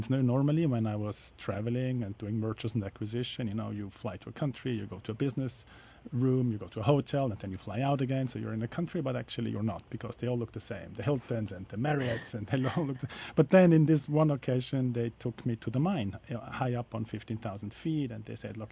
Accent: Switzerland; moved away; I'm from Switzerland originally

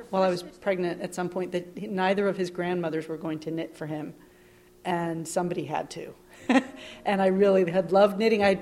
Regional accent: New York, United States; I'm 32. I'm from Long Island

